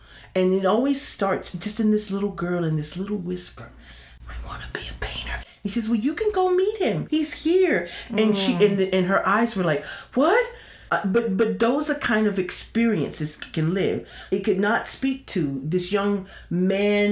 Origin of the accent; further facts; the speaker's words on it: St. Petersburg, Florida, United States; I was born in St. Petersburg